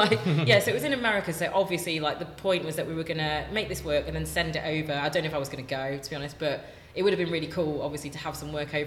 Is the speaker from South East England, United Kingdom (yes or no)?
no; Nottingham, East Midlands, United Kingdom; moved away; also born or lived in Manchester; I grew up in Nottingham and I studied in Manchester